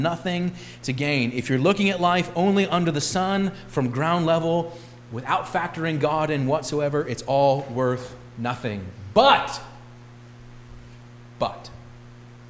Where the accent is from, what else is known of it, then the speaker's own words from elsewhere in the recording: St. Louis, Missouri, United States; I grew up in West County, St. Louis